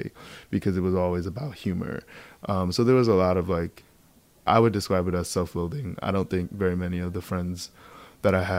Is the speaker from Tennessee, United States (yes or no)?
no; Baldwin, New York, United States; also born or lived in Queens, New York; I grew up on Long Island.